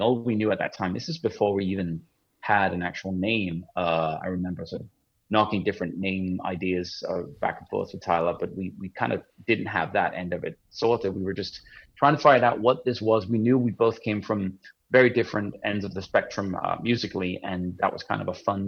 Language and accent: English; Copenhagen, Capital Region of Denmark, Denmark; moved away as an adult; now in Los Angeles, United States; I have an English father and grew up in Denmark